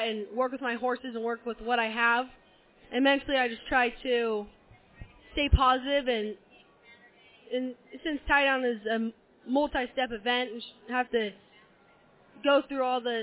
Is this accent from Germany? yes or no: no; Placerville, California, United States; I'm from Placerville, California.